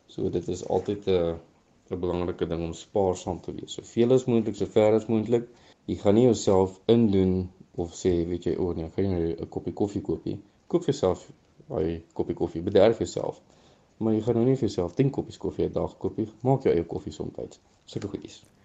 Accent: Northern Transvaal, Limpopo, South Africa; ek is gebore in Noord-Transvaal in 'n klein dorpie of nie 'n klein dorpie, 'n dorpie met die naam Zanin

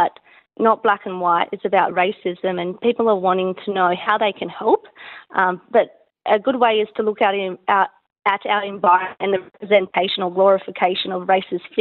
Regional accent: Port Macquarie, New South Wales, Australia; I grew up in Port Macquarie

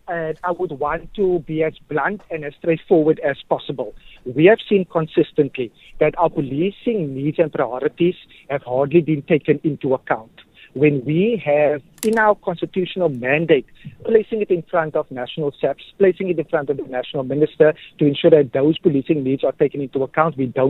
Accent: Cape Town, Western Cape, South Africa; growing up in Mitchell's Plain, being active in that particular area.

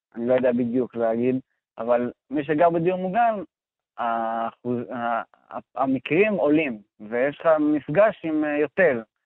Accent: Sha'alvim, Central District, Israel; אני גדלתי בקיבוץ שלבים, במרכז הארץ

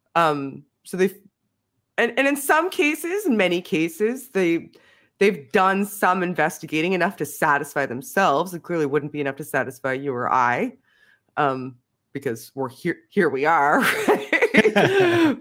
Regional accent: Canada; I'm Canadian

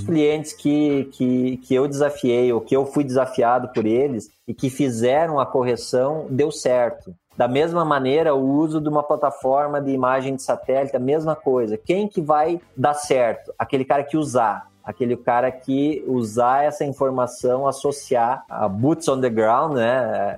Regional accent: Vacaria, Rio Grande do Sul, Brazil; eu nasci aqui em Vacaria, Rio Grande do Sul

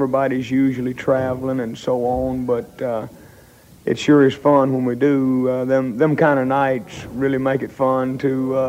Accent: Canada; the rest of the fellas feel as much American as I do Canadian.

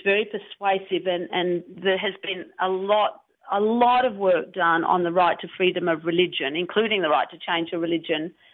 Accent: Melbourne, Victoria, Australia; I started learning uh, French at high school in Melbourne

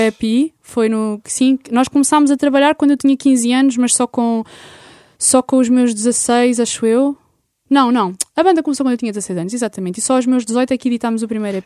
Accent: Lisbon, Portugal; also born or lived in Algés; eu sou de Lisboa, eu estou aqui e vivo aqui.

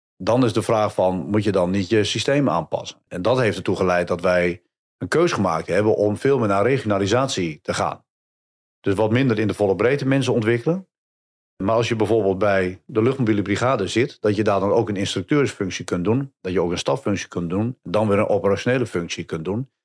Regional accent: Hattem, Gelderland, Netherlands; Ik kom zelf uit Hattem, vlakbij eh, bij Zwolle.

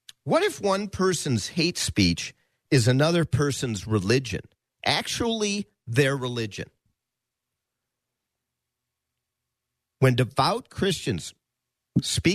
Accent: United States; as an American Jew

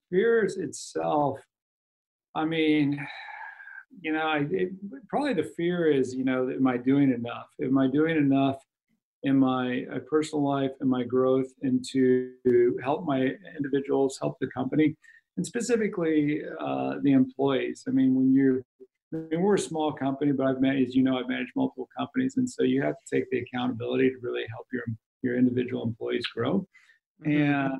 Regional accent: Kansas City, United States; moved away as an adult; now in Seattle, United States; I'm born and raised in Kansas City. Been up here for 20 years

